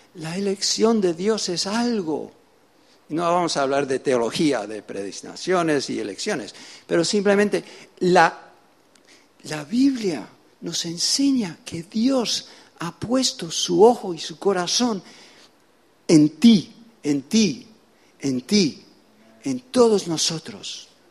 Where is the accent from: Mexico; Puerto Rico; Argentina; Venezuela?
Venezuela; also born or lived in United States / England; now in Spain; vengo de España, nací en los Estados Unidos, me crié en Venezuela